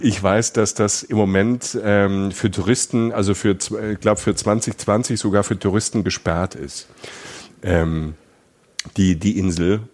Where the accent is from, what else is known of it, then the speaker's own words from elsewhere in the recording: Germany; als Deutscher